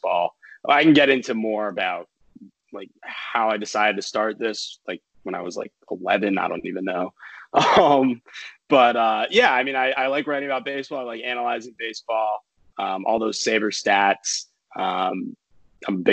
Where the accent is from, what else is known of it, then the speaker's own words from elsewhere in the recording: Northern Virginia, United States; also born or lived in San Francisco; from Northern Virginia. Was originally born in San Francisco